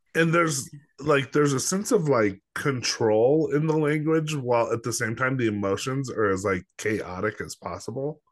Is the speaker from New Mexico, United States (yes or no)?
yes; Los Alamos, New Mexico, United States; also born or lived in Albuquerque; I didn't grow up in Albuquerque. I grew up in Los Alamos